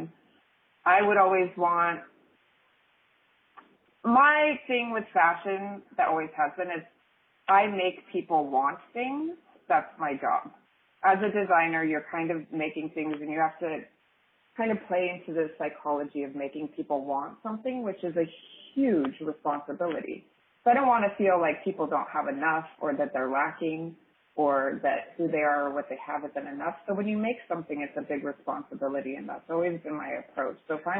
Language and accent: English; Montana, United States; also born or lived in Seattle / Colorado / Bozeman; I'm from Montana. Both sides of my family are Air Force Great Falls family. My father moved to Bozeman about 40 years ago from Great Falls, and then my mom kind of took me on tour with her, and I was in between Seattle and Colorado and Bozeman